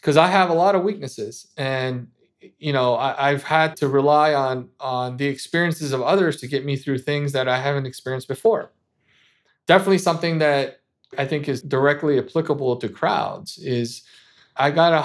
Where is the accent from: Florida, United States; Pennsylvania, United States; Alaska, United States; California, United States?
California, United States; Los Angeles; I grew up in Los Angeles, obviously Southern California